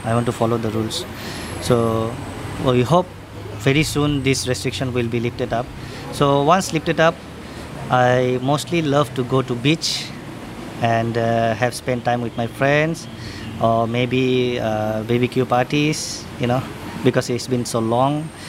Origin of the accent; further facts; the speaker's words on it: Dhaka, Dhaka Division, Bangladesh; moved away as an adult; now in Singapore; I'm from Dhaka, Bangladesh.